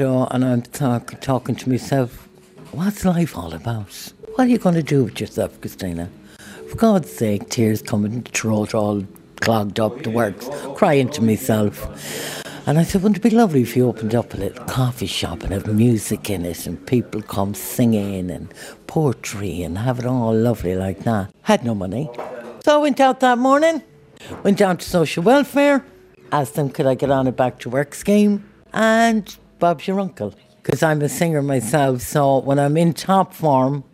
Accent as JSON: {"language": "English", "town": "Ballina", "region": "Connacht", "country": "Ireland", "said": "I'm from Arnery, Ballina"}